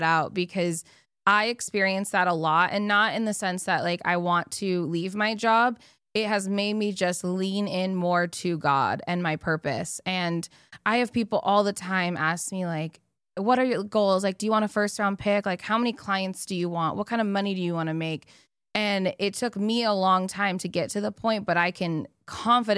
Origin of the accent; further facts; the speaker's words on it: Arizona, United States; I'm from Arizona.